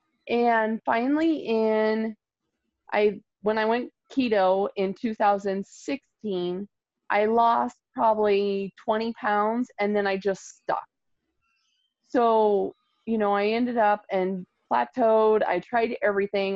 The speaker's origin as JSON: {"language": "English", "region": "Nebraska", "country": "United States", "said": "I'm from Nebraska"}